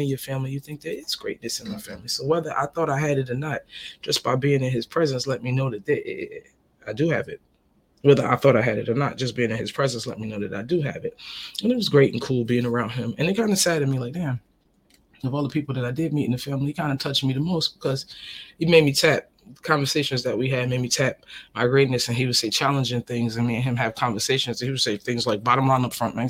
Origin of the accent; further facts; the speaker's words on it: United States; also born or lived in Trinidad and Tobago (ancestry); now in Southern United States; I'm a Northern person. I come from the North, you know. New York, New Jersey, we're proud.